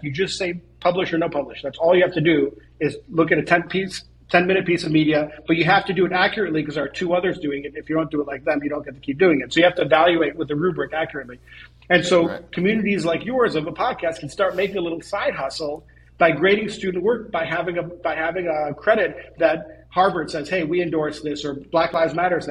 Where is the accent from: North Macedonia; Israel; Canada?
Israel; I was born in Israel